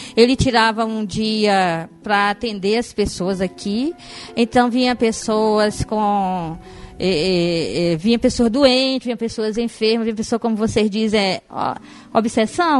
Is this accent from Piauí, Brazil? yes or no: yes; Castelo do Piauí, Piauí, Brazil; now in Fortaleza, Brazil; Eu sou piauiense, nasci no interior do Piauí, é uma cidade chamada Castelo do Piauí